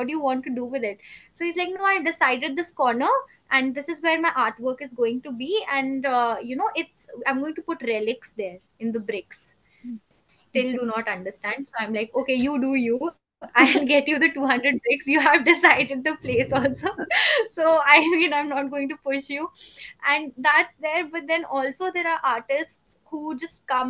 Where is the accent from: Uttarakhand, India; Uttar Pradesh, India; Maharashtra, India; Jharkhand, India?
Uttarakhand, India; I'm from Uttarakhand. I'm a native of Uttarakhand